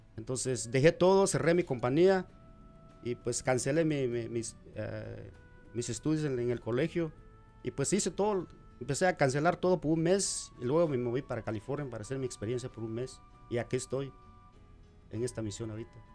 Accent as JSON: {"language": "Spanish", "country": "Guatemala", "also_born_or_lived": "Delaware / Washington", "moved": "yes", "lives_now": "Omaha, United States", "said": "de Guatemala"}